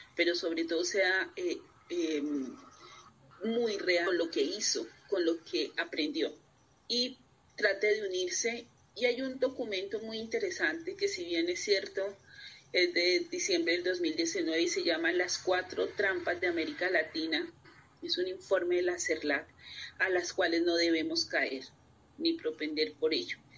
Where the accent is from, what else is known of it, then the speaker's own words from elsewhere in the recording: Colombia; como colombiana y latinoamericana